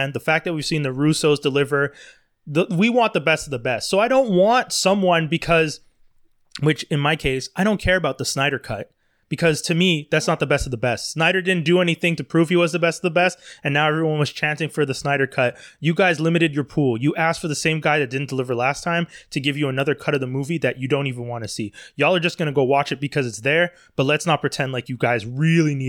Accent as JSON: {"language": "English", "town": "Montreal", "region": "Quebec", "country": "Canada", "said": "we're all from Montreal"}